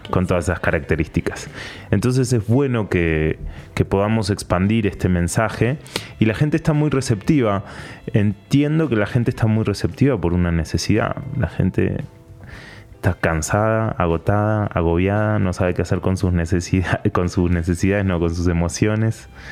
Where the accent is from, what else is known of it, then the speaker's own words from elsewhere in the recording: Patagonia, Argentina; moved away as an adult; now in Panama; soy argentino, eh, soy periodista. Nací en la Patagonia, bien al sur de Argentina